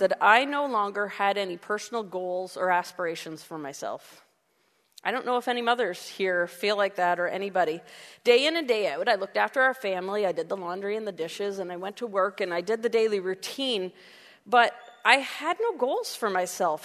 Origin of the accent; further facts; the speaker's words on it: Canada; we're Canadian